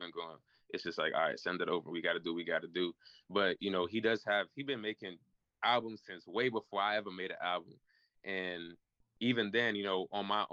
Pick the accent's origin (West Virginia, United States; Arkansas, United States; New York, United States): New York, United States; New York City; I'm from Queens